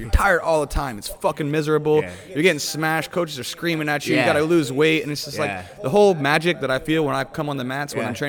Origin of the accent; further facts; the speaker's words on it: West Virginia, United States; My coach was a blue belt. There wasn't a black belt. I'm from West Virginia.